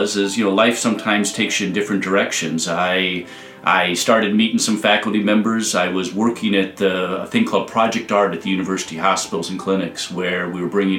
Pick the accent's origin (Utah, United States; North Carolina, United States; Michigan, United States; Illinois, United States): Illinois, United States; Hoffman Estates; also born or lived in Iowa City; I'm from Hoffman Estates